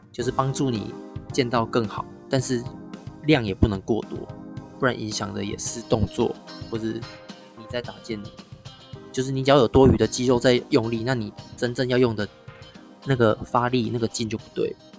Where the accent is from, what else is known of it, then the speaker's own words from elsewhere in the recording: Taiwan; 我们台湾人心中都会觉得日本剑道才是比较正宗